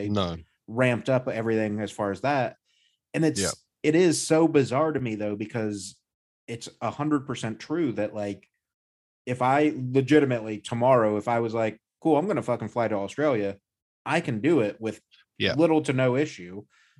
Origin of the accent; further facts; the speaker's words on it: United States; as an American